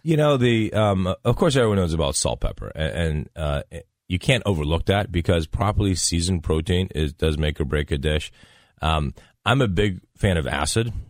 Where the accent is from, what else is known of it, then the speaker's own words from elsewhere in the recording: Dayton, Ohio, United States; moved away; I grew up in Dayton, Ohio